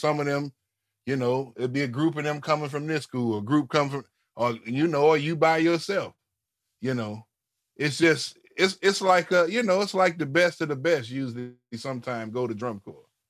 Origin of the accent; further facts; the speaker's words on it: St. Louis, Missouri, United States; growing up in St. Louis